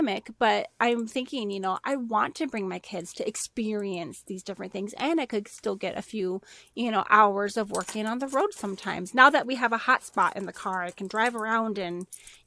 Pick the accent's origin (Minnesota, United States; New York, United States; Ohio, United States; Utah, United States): Minnesota, United States; moved away as an adult; now in Arizona, United States; Minnesotan, born and raised. For 29 years, I lasted